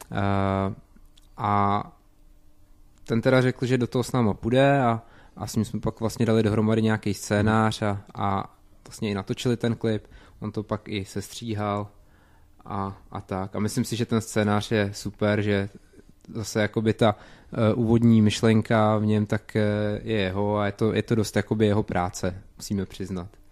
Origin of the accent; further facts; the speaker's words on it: Vysočina Region, Czechia; Tvrdíme teda o sobě, že jsme z Jihlavy, ale co se týče našich kořenů, tak ty jsou tak nějak různý, ale dá se říct, že na Vysočině